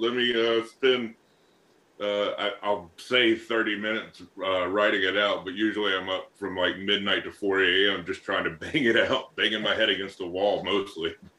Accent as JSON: {"language": "English", "region": "North Alabama", "country": "United States", "tie": "born or raised there", "moved": "yes", "lives_now": "Boston, United States", "said": "I come from a nice uh, small town in North Alabama"}